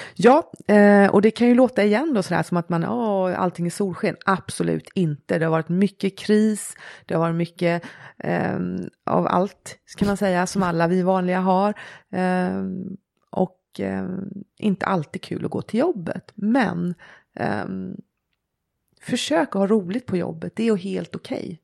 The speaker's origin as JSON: {"language": "Swedish", "country": "Sweden", "tie": "born or raised there", "said": "vara född och uppvuxen i Sverige"}